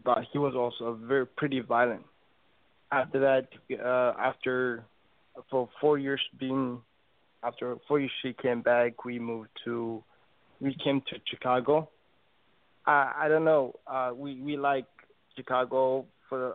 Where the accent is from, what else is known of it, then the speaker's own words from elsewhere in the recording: Ethiopia; I'm from Ethiopia.